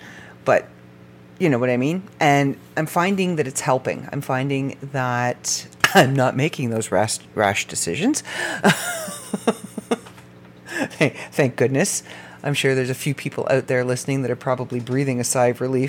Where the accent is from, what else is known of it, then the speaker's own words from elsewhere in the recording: Canada; I am first-generation Canadian on his side